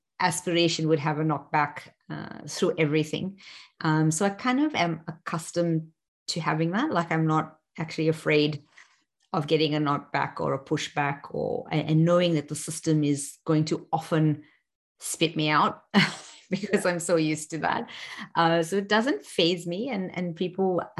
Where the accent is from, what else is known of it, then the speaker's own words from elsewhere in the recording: South Africa; first language English; moved away as an adult; now in Australia; We in South Africa were forced to speak English and Afrikaans